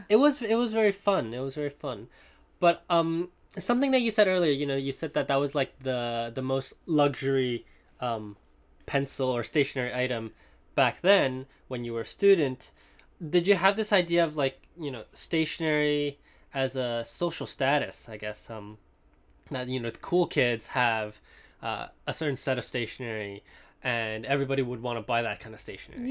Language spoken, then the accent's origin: English; Hong Kong; moved away; also born or lived in Princeton; in Hong Kong, uh, when I was growing up